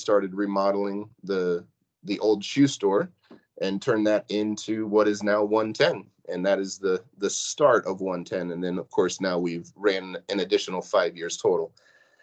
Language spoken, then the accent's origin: English; Pierceton, Indiana, United States; also born or lived in Warsaw, Indiana; I grew up in Pearson, so, you know, a one-horse town just outside of Warsaw.